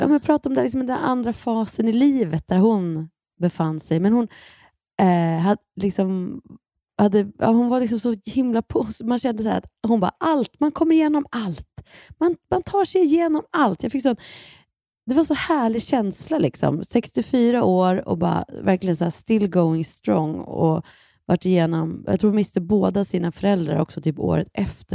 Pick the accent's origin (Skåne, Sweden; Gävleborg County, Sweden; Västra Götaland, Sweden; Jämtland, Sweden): Gävleborg County, Sweden; Bollnäs; moved away; sen åkte vi till min hemstad Bollnäs